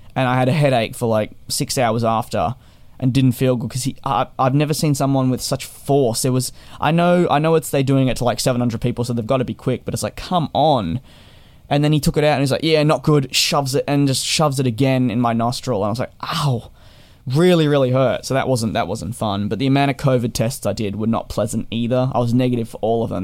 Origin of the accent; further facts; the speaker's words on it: Australia; moved away as an adult; also born or lived in United Kingdom; as an Australian that was overseas